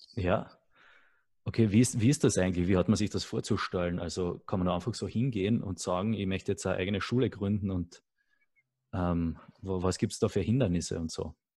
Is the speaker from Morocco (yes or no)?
no; Carinthia, Austria; Also ich bin selber auch am Land aufgewachsen, in einem sehr kleinen Dorf in Kärnten.